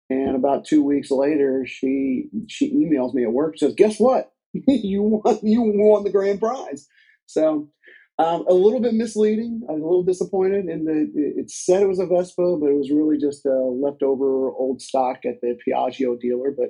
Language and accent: English; Southeastern United States, United States; now in Dayton, United States; I grew up an army brat so I lived in a lot of different places, mostly in southeastern United States.